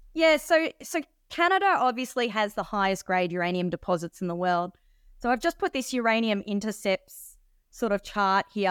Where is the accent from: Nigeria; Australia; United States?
Australia; Sydney, New South Wales; now in Perth, Australia; I was actually born in Australia